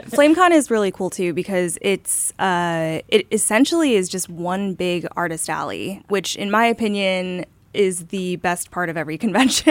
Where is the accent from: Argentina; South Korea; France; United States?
South Korea; moved away; I was growing up in Korea at the time